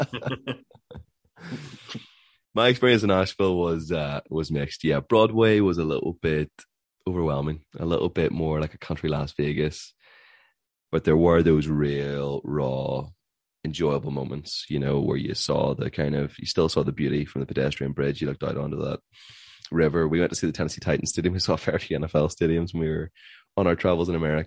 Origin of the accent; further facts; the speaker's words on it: Ireland; I'm Irish